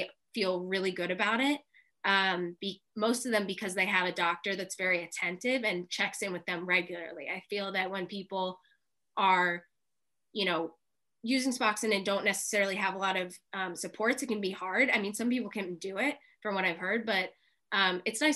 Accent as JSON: {"language": "English", "town": "Philadelphia", "region": "Pennsylvania", "country": "United States", "tie": "born or raised there", "said": "I grew up in Philadelphia"}